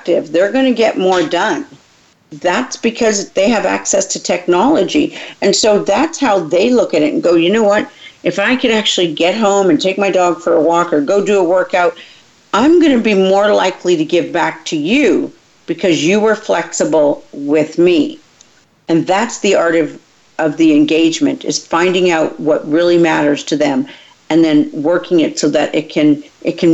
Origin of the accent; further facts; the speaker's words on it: Canada; now in Texas, United States; I was raised in Canada, so things were very different here in Texas when I moved here.